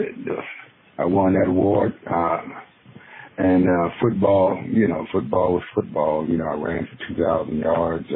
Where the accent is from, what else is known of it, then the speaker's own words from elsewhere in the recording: Coolidge, Arizona, United States; growing up when I was a kid, growing up in Randolph and Coolidge